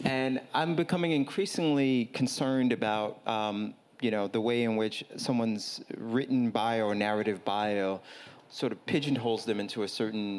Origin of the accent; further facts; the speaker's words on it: New York City, New York, United States; someone who was born and raised in Brooklyn